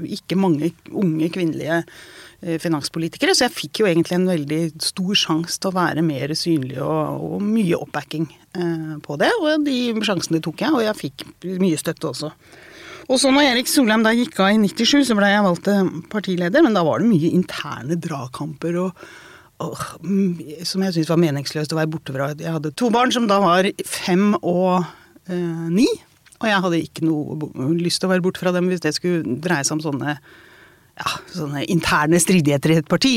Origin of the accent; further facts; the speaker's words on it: Porsgrunn, Vestfold og Telemark, Norway; Jeg vokste opp i Porsgrunn